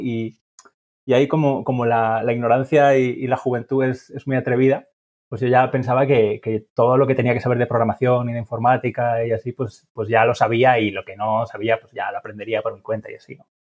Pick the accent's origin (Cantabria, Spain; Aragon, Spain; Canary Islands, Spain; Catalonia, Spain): Aragon, Spain; Huesca; yo, soy de Huesca